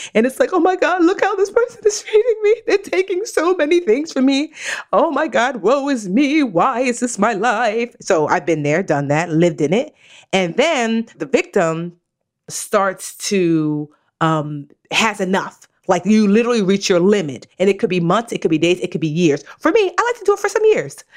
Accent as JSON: {"language": "English", "country": "Nigeria", "said": "I'm Nigerian"}